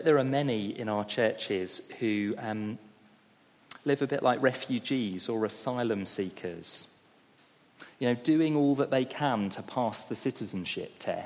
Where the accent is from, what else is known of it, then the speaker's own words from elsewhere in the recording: United Kingdom; as a Brit